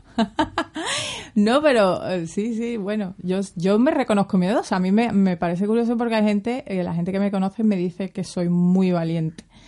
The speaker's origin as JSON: {"language": "Spanish", "town": "Seville", "region": "Andalusia", "country": "Spain", "tie": "born or raised there", "also_born_or_lived": "Cádiz", "said": "Vivo en Sevilla y nací en Cádiz porque era verano y mi madre le pilló allí en la playita muy a gusto ah, al revés, cuando se puso de parto. Así que soy gaditana. Pero bueno, mm, he vivido toda la vida aquí en Sevilla."}